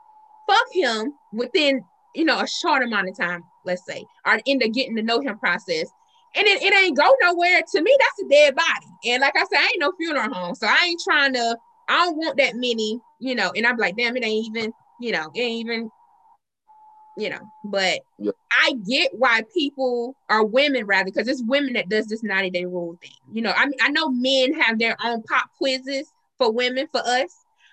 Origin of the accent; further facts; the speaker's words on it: the South, United States; we're from the South